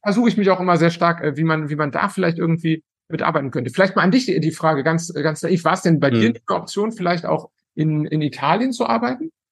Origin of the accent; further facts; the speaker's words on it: Cologne, North Rhine-Westphalia, Germany; moved away as an adult; now in Italy; ich komme ja aus Köln